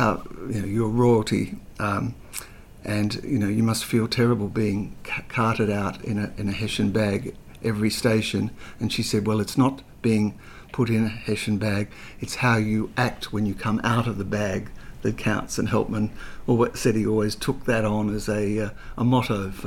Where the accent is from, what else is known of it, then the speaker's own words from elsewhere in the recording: Melbourne, Victoria, Australia; moved away; also born or lived in Sydney; I grew up in Melbourne and... But my mother remarried a Sydney guy, and I moved up to Sydney